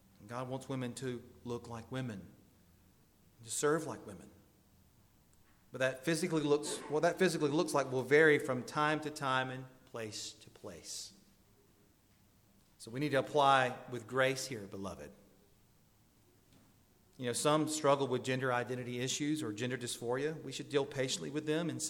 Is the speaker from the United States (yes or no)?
yes; the South, United States; I'm from the South